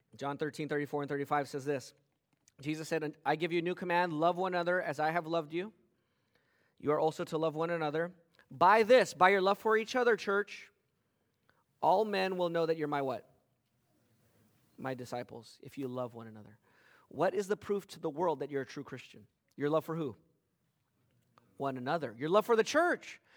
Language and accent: English; West Covina, California, United States; growing up in West Covina in the nineteen eighties and nineties